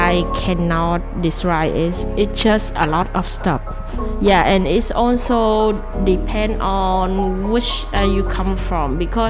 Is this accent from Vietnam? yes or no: yes; Mekong Delta, Vietnam; English is a second language; moved away as an adult; now in Taiwan; I came from Vietnam and my hometown is just a part of the Mekong Delta.